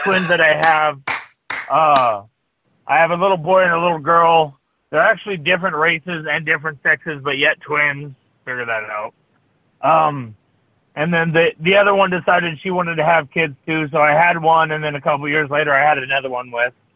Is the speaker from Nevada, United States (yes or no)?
yes; Las Vegas, Nevada, United States; Vegas, my hometown